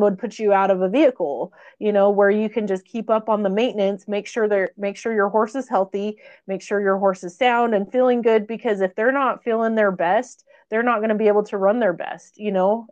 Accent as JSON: {"language": "English", "town": "Burley", "region": "Idaho", "country": "United States", "tie": "born or raised there", "said": "burley idaho my hometown"}